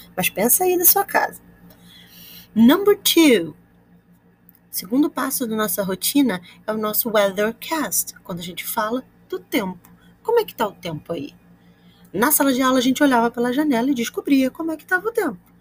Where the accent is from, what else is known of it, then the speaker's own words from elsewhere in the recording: Rio de Janeiro, Brazil; I'm from Campo Grande, Rio de Janeiro, and I'm a teacher at Augusto Vasconcelos School